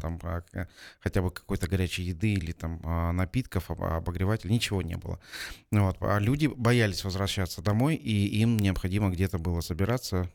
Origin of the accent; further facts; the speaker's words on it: Almaty, Kazakhstan; я алматинец уже в четвертом поколении, для нас, для алматинцев, такие землетрясения это, собственно, не в новинку.